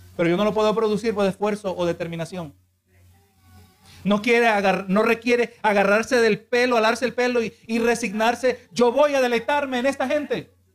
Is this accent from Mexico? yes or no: no; Honduras; now in United States; O yo soy americano. No, yo soy de Honduras